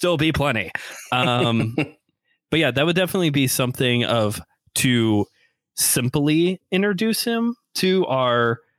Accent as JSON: {"language": "English", "region": "Northwest Indiana", "country": "United States", "said": "we're from Northwest Indiana. Go region. Yes. My boy, you're a region rat, which is what they call us out here."}